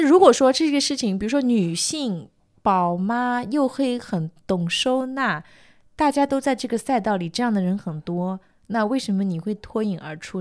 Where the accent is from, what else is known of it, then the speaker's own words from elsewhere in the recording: Jiangsu-Zhejiang area, China; 我们江浙这一带